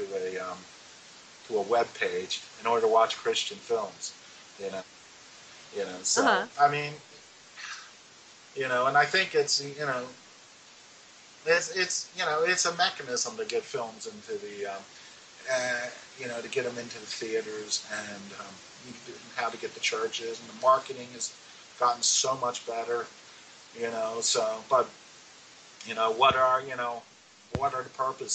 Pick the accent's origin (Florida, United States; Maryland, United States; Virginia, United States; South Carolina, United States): Maryland, United States; Baltimore; I was born and raised in Baltimore, Maryland, a child of the 60s